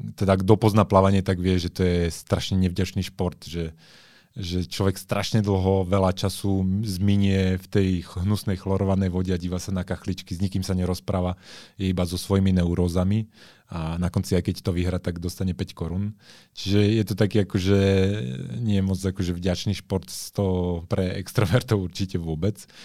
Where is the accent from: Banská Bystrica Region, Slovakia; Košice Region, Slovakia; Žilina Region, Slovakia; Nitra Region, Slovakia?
Žilina Region, Slovakia; Žilina; moved away; also born or lived in Bratislava; ja som pôvodne zo Žiliny